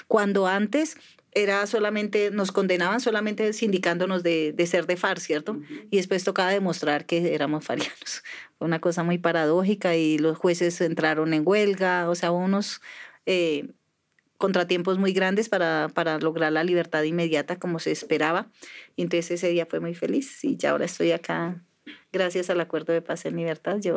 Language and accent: Spanish; Tolima, Colombia; born there; also born or lived in Antioquia, Colombia; Yo nací en el Tolima, pero como he andado por tantos lugares del, país, eh, no me siento no me siento tan tolimense ni tan rola ni nada